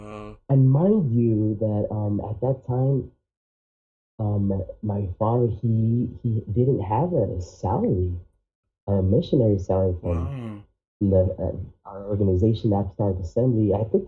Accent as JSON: {"language": "English", "region": "Arizona", "country": "United States", "tie": "born or raised there", "also_born_or_lived": "Canada", "said": "And I grew up in Arizona. I moved when I had barely turned 7 years old."}